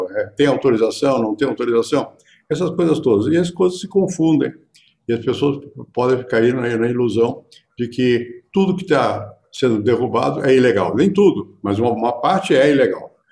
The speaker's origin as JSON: {"language": "Portuguese", "region": "Rio de Janeiro", "country": "Brazil", "tie": "born or raised there", "said": "eu nasci no Rio"}